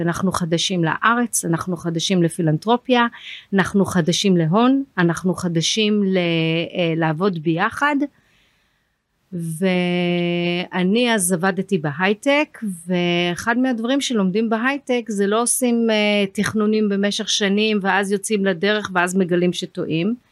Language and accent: Hebrew; London, United Kingdom; now in Israel; אני למדתי בלונדון, אני גדלתי באנגליה, עברנו לשם